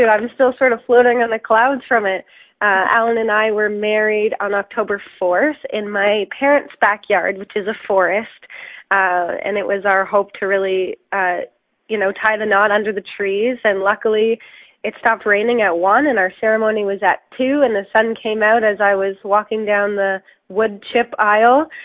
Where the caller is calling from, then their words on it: Cambridge, East of England, United Kingdom; I'm actually calling from the Dunfield Theatre in Cambridge